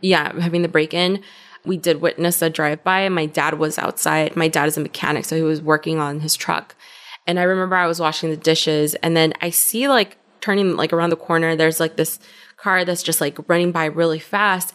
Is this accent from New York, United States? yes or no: no; Compton, California, United States; moved away as an adult; also born or lived in Culver City, California / Inglewood, California; now in Austin, United States; I'm from L A," but in more specific terms, Compton. I originally was born in Culver City